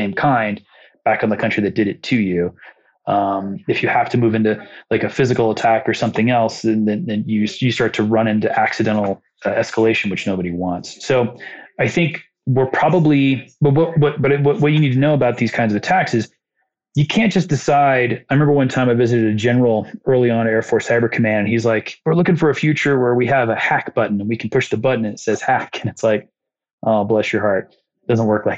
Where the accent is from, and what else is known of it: Muncie, Indiana, United States; born or raised there